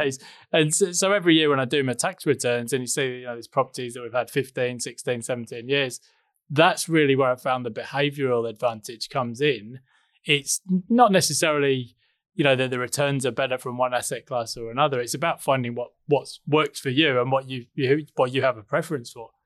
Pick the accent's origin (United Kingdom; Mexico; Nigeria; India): United Kingdom; England; moved away as an adult; now in Noosa Springs, Australia; I'm originally English, as you can hear